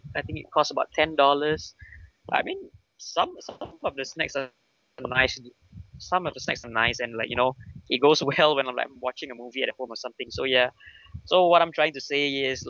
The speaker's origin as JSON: {"language": "English", "country": "Singapore", "said": "and we're from Singapore"}